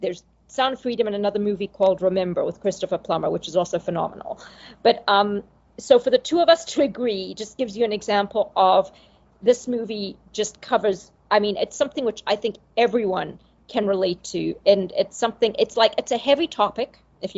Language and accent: English; Zimbabwe; I grew up in Zimbabwe where movies were very limited